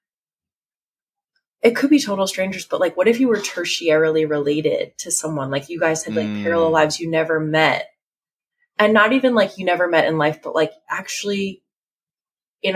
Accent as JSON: {"language": "English", "town": "Asbury Park", "region": "New Jersey", "country": "United States", "said": "I'm from the Jersey Shore. So like, you know, sort of like Asbury Park area"}